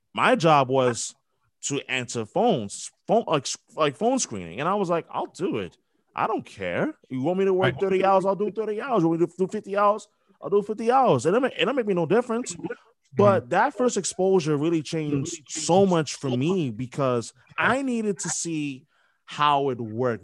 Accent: New York, United States; growing up in New York, like I had WFAN

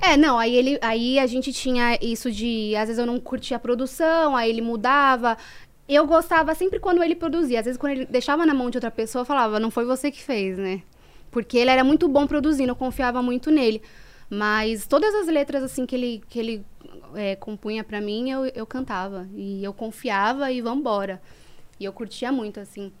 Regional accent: São Paulo, Brazil; also born or lived in Guaianases / Jardim Eliane / Cohab 1 / Avenida São Miguel; eu nasci em Guaianazes, no Hospital de Guaianazes. E aí eu cheguei a morar na favela do Jardim Eliane e depois eu me mudei para Vila Carrão, com 3 anos de idade. Aí morei até os 17

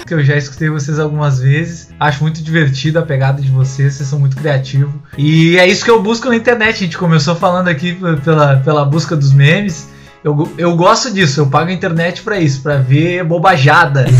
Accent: Rio Grande do Sul, Brazil; also born or lived in Canoas; eu sou do Rio Grande do Sul, moro em Canoas, pertinho dos guris aqui

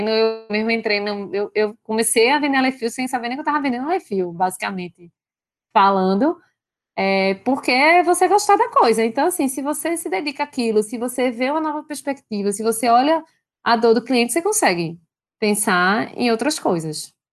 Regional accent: Brazil; a gente, como bom brasileiro, né, a gente já tem um, um cenário complicado de, de, de, Brasil, que já se. que já que empreender no Brasil sempre foi difícil

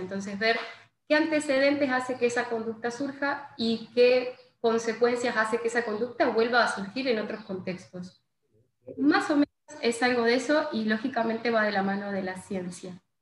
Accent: Gualeguaychú, Entre Ríos, Argentina; also born or lived in Buenos Aires; yo soy de acá de Gualeguaychú

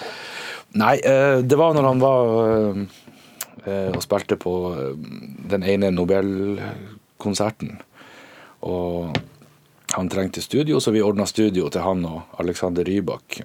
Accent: Northern Norway, Norway; Vi er bønder fra Nord-Norge.

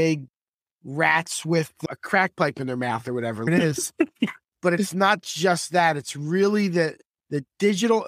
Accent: Philadelphia, Pennsylvania, United States; moved away as an adult; now in Miami, United States; I'm from Northeast Philadelphia.

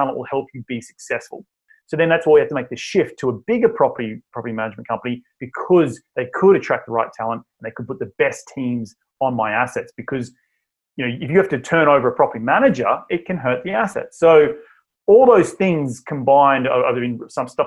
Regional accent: Australia; moved away as an adult; now in United States; originally from Australia, my deep southern accent, as I like to say, and I moved to the United States back in 2012

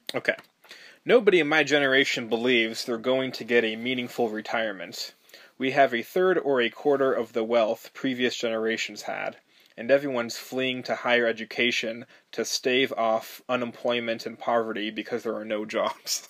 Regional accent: Malibu, California, United States; born or raised there; moved away as an adult; also born or lived in Highland Park, Los Angeles

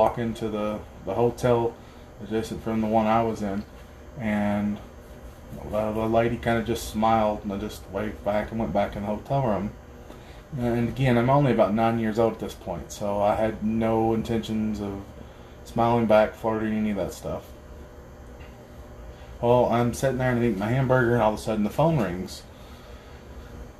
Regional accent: Harlan County, Kentucky, United States; growing up in Harlan County

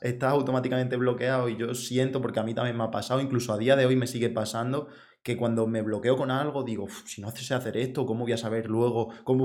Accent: Extremadura, Spain; Yo, soy de Extremadura

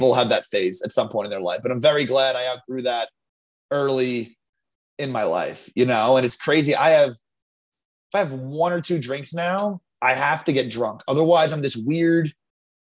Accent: Long Island, New York, United States; I'm from Long Island

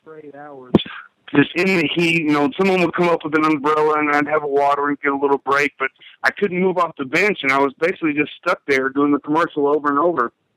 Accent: Indiana, United States; I grew up in Indiana

